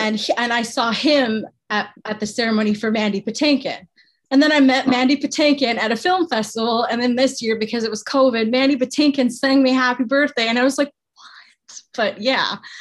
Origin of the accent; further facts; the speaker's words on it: Canada; I'm Canadian